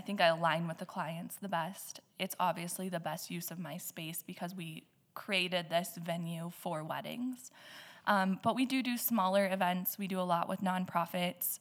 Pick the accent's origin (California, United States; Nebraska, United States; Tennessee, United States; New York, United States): Nebraska, United States; now in Black Hills, South Dakota, United States; I am originally from Shatter, Nebraska, but the hills have always been a part of my life